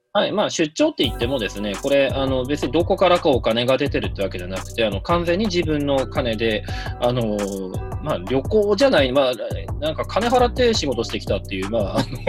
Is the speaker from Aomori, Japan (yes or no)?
yes; Hirosaki, Aomori, Japan; moved away; 僕の出身地の青森県弘前市に行ってました。